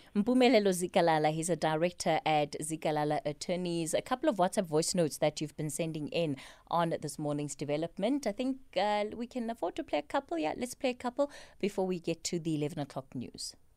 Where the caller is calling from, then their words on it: Butterworth, Eastern Cape, South Africa; I'm calling from Butterworth